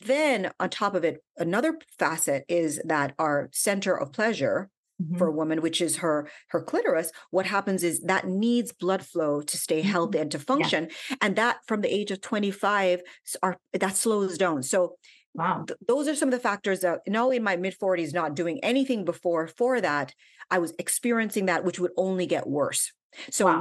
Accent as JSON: {"language": "English", "country": "Jamaica", "tie": "born or raised there", "also_born_or_lived": "Washington, D.C., United States", "said": "And I was actually born in DC. My parents were in university, but I went back to Jamaica when I was five years old. So I grew up in Jamaica"}